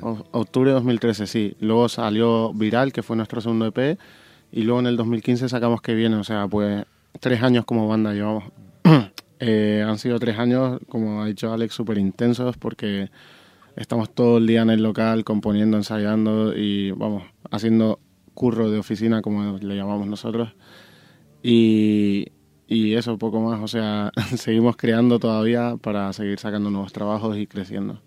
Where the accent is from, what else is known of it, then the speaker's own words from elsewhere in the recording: Tenerife, Canary Islands, Spain; now in Madrid, Spain; yo soy de Tenerife